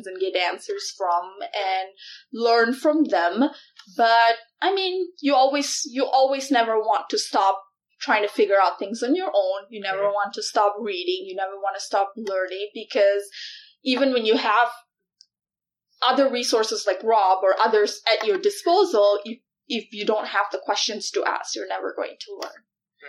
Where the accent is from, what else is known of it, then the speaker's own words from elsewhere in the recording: Malaysia; moved away as an adult; now in Iowa, United States; I was born and raised in Malaysia and moved to Iowa when I was 19.